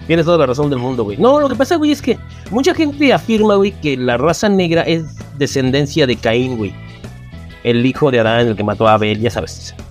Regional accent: Mexico; nos llamamos los mexicanos

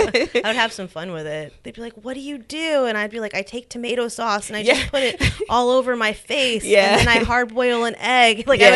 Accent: Los Angeles, California, United States; moved away as an adult; I'm from Los Angeles. I'm from the suburbs.

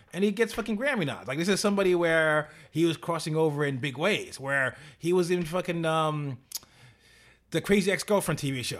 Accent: New York City, New York, United States; as a New Yorker

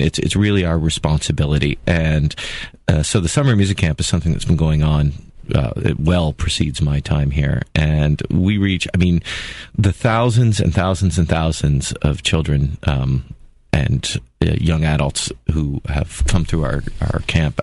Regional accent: Toronto, Ontario, Canada; moved away as an adult; also born or lived in Czech Republic / Cincinnati, Ohio; I was born in born and raised in Toronto, Ontario

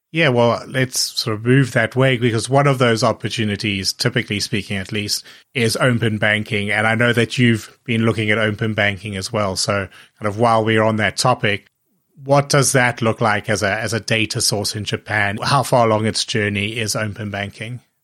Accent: South Africa; also born or lived in Hong Kong; I remember growing up in South Africa

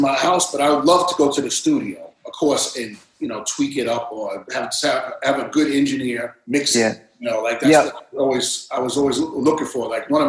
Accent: Coney Island, New York, United States; also born or lived in Brighton Beach; Wayne Beach, Coney Island.

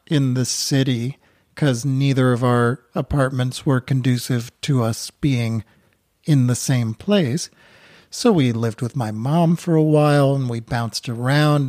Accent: Newton, Massachusetts, United States; moved away as an adult; also born or lived in New York City; now in Vermont, United States; I grew up outside of Boston in Newton, Massachusetts, and then I lived in New York City for fifteen years

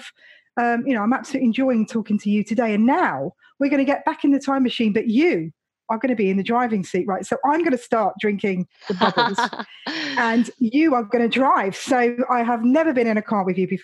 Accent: London, United Kingdom; growing up in London

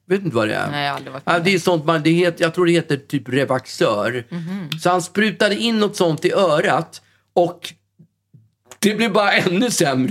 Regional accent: Sweden; som den svensk man är

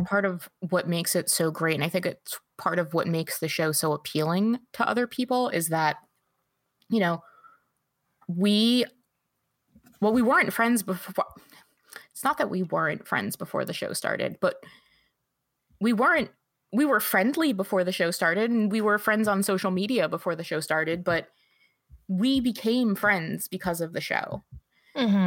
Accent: New Jersey, United States; now in Michigan, United States; I grew up in North Jersey. So I'm a New York City girl, just like Amanda

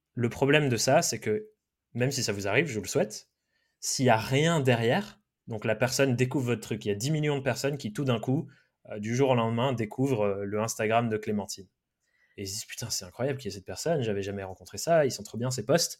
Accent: Dordogne, Nouvelle-Aquitaine, France; moved away; also born or lived in Brive; j'ai grandi euh, en Dordogne avec des parents un peu hippies

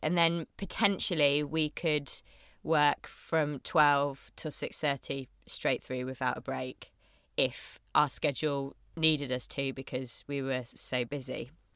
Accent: Bath, South West England, United Kingdom; also born or lived in Chippenham / Yorkshire; I was born in Bath

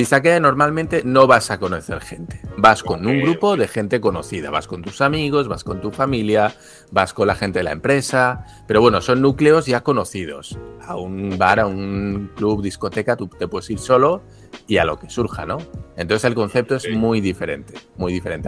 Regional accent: Spain; moved away as an adult; now in Japan; en mi caso español

